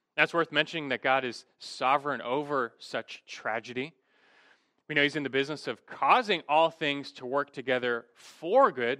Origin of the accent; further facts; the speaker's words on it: Los Angeles, California, United States; Growing up in Los Angeles